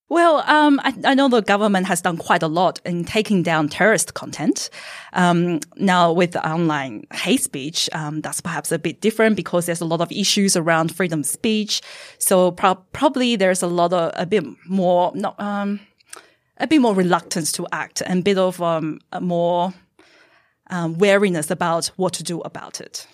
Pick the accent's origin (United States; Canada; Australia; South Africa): Australia; I am a Chinese Australian.